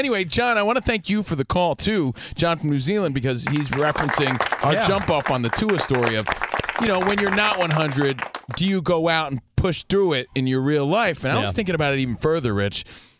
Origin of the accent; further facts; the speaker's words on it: New Jersey, United States; also born or lived in Long Island, New York; That's the soundtrack to our life growing up in New Jersey and Long Island.